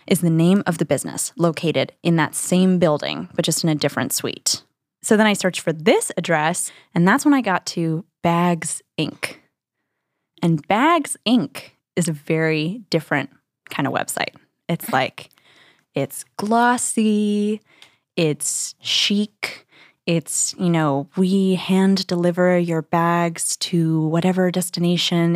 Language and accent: English; New Mexico, United States; now in New York, United States; I'm from New Mexico.